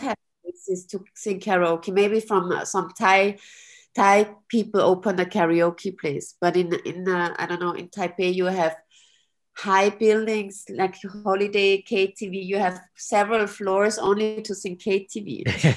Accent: Austria; moved away as an adult; also born or lived in Vienna, Austria / Taiwan; now in Zurich, Switzerland; I grew up in Austria in a small country, a uh, village

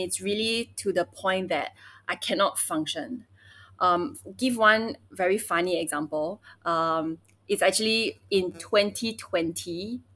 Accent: Singapore; also born or lived in Beijing, China; 我 也 是 在 新 加 坡 长 大 的

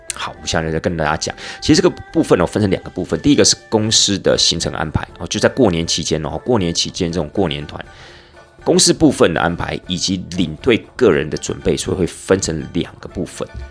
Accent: Taiwan; 出到了国外， 那我们又是从台湾来的

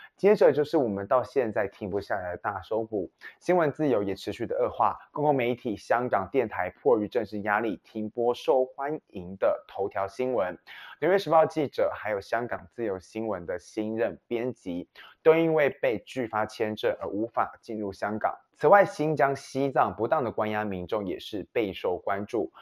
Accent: Taiwan; 身为台湾人

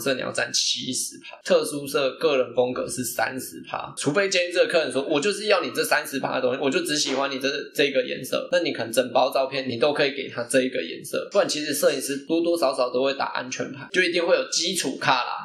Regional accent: Tainan, Taiwan; moved away; 我是台南人嘛

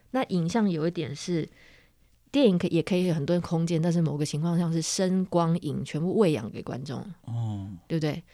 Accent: Penghu County, Taiwan; 我小时候在澎湖生长的时候，十六岁的时候

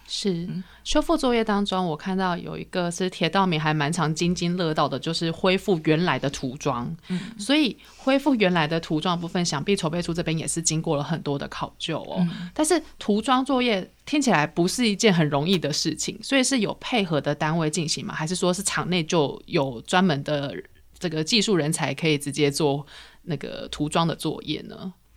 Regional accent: Taichung, Taiwan; 像我是台中人嘛

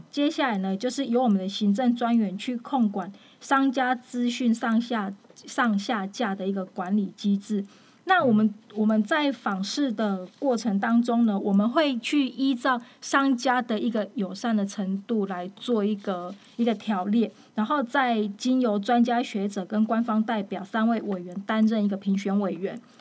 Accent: Taiwan; 我们台湾这边

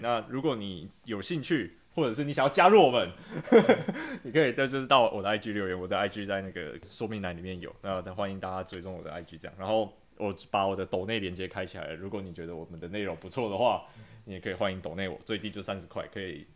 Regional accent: Taiwan; 我从小住在山上，两千多公尺

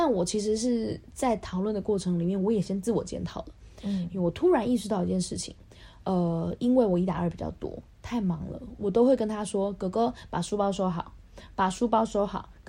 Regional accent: Taipei, Taiwan; now in Kaohsiung, Taiwan; 我也是台北出生的啊，

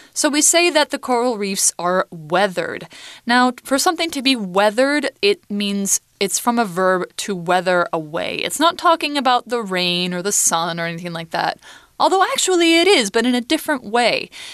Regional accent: Boise, Idaho, United States; I'm from Idaho State, and in it, I'm from Ada County, and in Ada County, I'm from Boise City

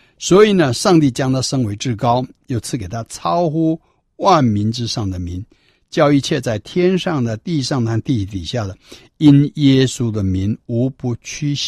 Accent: China; 可是我们中国人认为基督教是洋教，所以都排斥啊

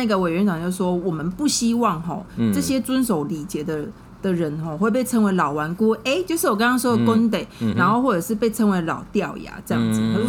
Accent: Taiwan; 我们台湾人

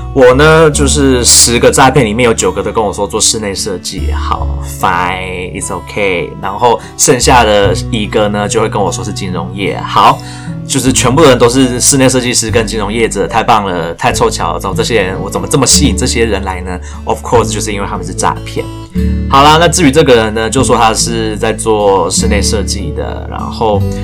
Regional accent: Taiwan; 我很努力学英文，然后去参加这个英文聚会，就是为了要再继续增进我英文能力的一个台湾人

